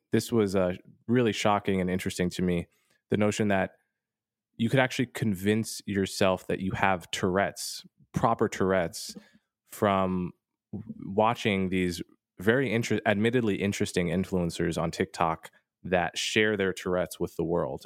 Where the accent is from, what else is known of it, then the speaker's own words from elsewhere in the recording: United States; as an American